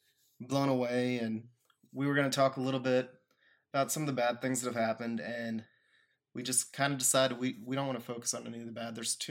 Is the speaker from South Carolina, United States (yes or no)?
yes; South Carolina, United States; also born or lived in Texas; now in Austin, United States; I've only lived in Texas a couple of years out of my life. I was born here. I have family here. But always had a lot of pride in this state. I mean, it just sounds so much cooler than saying, oh, I was from South Carolina.